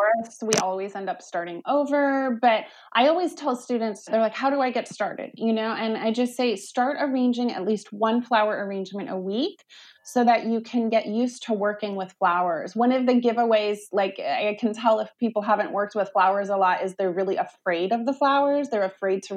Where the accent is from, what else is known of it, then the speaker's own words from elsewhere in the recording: Olympia, Washington, United States; moved away as an adult; also born or lived in Portland; I grew up in Olympia in the 90s.